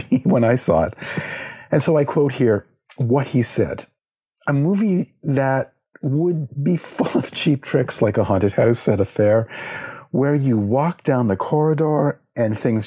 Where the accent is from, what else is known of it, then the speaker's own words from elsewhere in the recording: Halifax, Nova Scotia, Canada; my hometown of Halifax, Nova Scotia